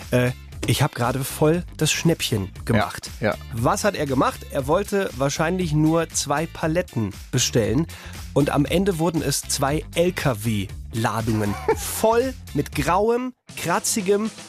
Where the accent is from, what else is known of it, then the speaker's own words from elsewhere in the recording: Dortmund, North Rhine-Westphalia, Germany; Oh, das ist meine Heimat, gib mal her.